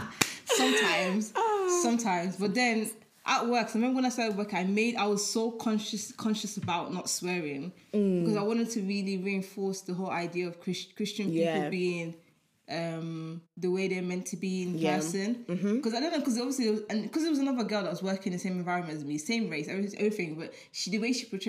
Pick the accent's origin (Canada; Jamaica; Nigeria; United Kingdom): Nigeria; I'm Nigerian